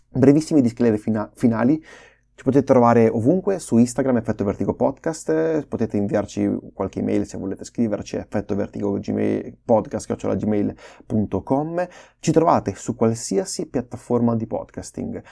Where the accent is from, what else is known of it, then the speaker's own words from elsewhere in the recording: Emilia-Romagna, Italy; accent: Romagnolo; riusciamo finalmente ad avere un accento eh, romagnolo